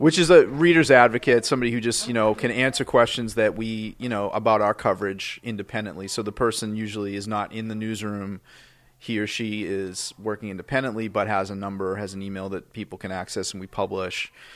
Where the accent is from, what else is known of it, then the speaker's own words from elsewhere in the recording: Boston, Massachusetts, United States; we grew up in Dorchester